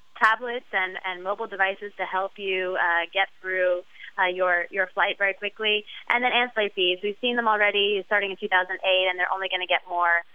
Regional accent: New York City, New York, United States; living in Brooklyn

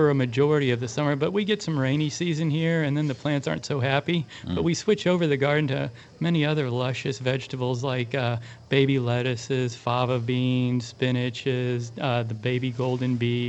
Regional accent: Kansas City, United States; also born or lived in Santa Barbara; now in California, United States; I'm from Kansas City.

